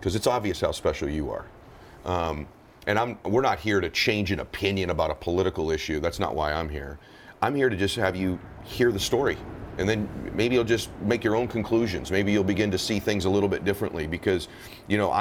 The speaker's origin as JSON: {"language": "English", "region": "Southern California", "country": "United States", "tie": "born or raised there", "said": "I grew up in Southern California"}